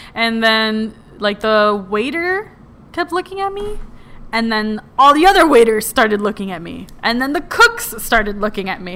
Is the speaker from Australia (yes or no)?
no; Puerto Rico; moved away; I was raised in Puerto Rico